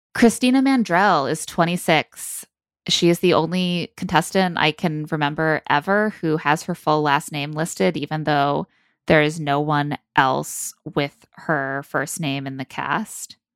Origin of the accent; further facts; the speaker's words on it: South Bend, Indiana, United States; now in New York City, United States; as someone who grew up in South Bend myself